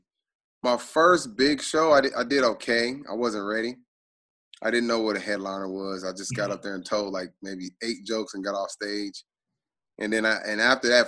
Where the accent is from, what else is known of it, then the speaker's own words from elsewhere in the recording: Tulsa, Oklahoma, United States; I have a huge following in Tulsa, where I'm from